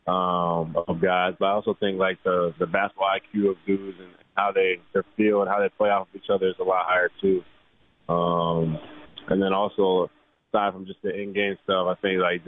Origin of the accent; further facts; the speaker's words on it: Aurora, Ontario, Canada; moved away; Aurora's a great place. Taught me a lot of things, grew me up